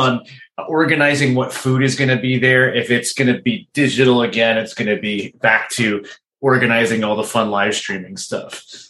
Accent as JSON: {"language": "English", "region": "East Coast", "country": "United States", "moved": "yes", "said": "I am from the East Coast."}